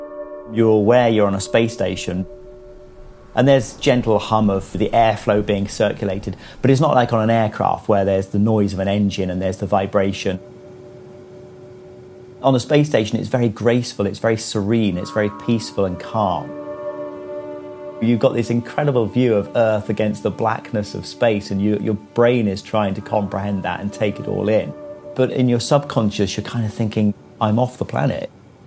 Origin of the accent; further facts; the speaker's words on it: United Kingdom; I'm a British astronaut who works with the European Space Agency.